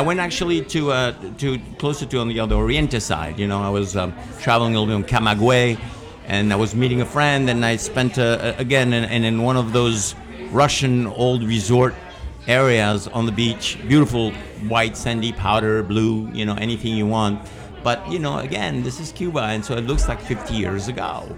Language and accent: English; Spain; moved away; I was born in Spain